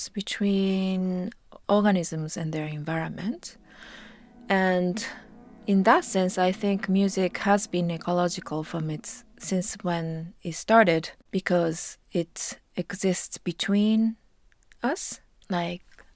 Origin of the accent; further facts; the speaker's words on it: Japan; I come from Japan